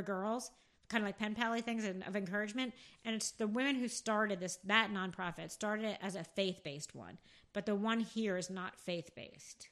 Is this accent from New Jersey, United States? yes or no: yes; Rockaway, New Jersey, United States; grew up, well, Rockaway, New Jersey